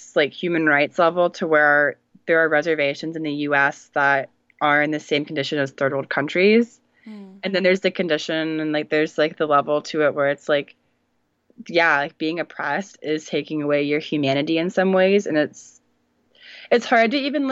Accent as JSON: {"language": "English", "region": "North Carolina", "country": "United States", "tie": "born or raised there", "said": "I grew up in North Carolina"}